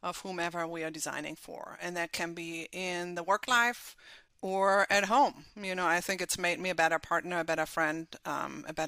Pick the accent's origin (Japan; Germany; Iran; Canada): Germany; accent: slight German accent; English is a second language; moved away as an adult; now in United States; my slight accent is from Germany, so I was born and raised in Germany, and I've lived in the U.S. now for about 17 years.